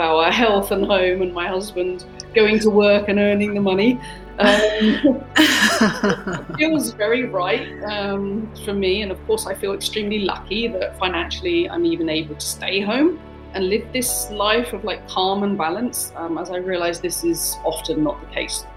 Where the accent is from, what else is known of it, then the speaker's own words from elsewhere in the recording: United Kingdom; moved away as an adult; also born or lived in Germany / China; I'm British, but I've been out of my home country since about